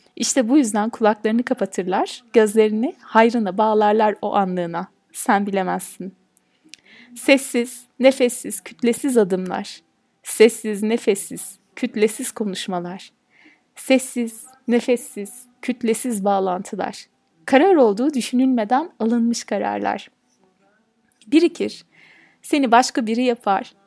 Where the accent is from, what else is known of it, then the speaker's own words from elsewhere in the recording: Turkey; ben bir Türk'üm